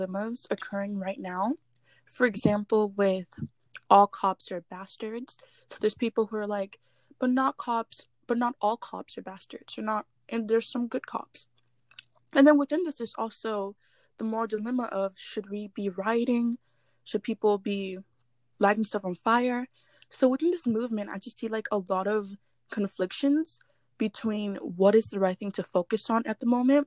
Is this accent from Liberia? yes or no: no; Nigeria; now in Texas, United States; I was born in Nigeria, but I currently live in Texas.